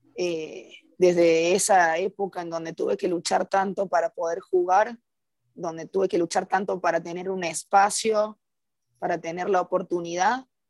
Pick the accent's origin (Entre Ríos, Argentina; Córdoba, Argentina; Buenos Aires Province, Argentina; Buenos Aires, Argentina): Córdoba, Argentina; moved away as an adult; now in Costa Rica; soy de Córdoba, Argentina, tengo 27 años